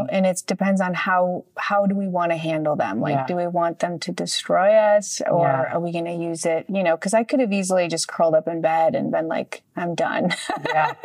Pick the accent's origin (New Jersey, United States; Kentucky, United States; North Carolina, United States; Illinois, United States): Illinois, United States; Chicago; now in Los Angeles, United States; I grew up in Chicago in the 80s